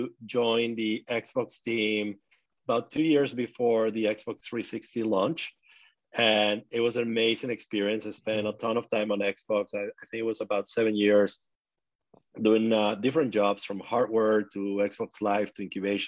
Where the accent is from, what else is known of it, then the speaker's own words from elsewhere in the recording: Venezuela; moved away; I grew up in Venezuela